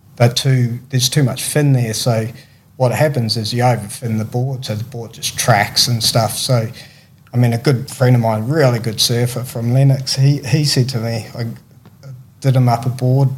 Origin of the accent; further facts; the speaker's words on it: Christchurch, Canterbury, New Zealand; moved away; also born or lived in Tweed Heads, Australia; growing up in New Zealand